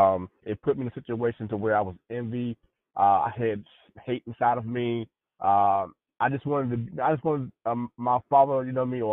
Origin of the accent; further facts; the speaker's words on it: North Carolina, United States; now in Virginia, United States; I'm originally from Carolina, but I'm in Virginia right now.